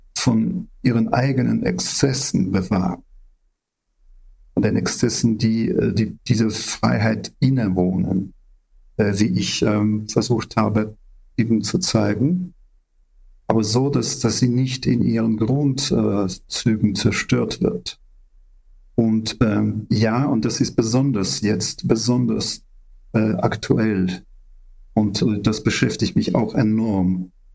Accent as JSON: {"language": "German", "country": "Ukraine", "said": "wir Ukrainer"}